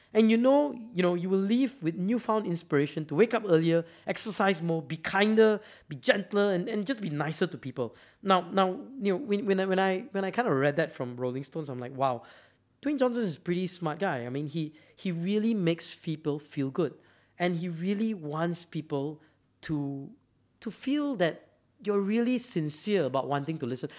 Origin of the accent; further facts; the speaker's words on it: Malaysia; I'm from Malaysia